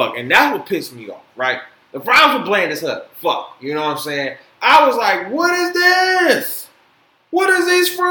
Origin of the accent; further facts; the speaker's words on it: Detroit, Michigan, United States; also born or lived in Florida; I'm from Detroit. You know, born in Florida, raised in Detroit